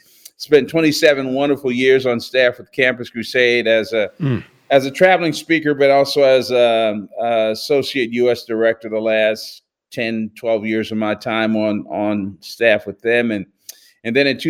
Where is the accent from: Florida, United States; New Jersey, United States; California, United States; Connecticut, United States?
New Jersey, United States; Newark; also born or lived in Plainfield, New Jersey; I was born in Newark, New Jersey, and spent the first 12 years of my life there. And then our family moved to Plainfield, New Jersey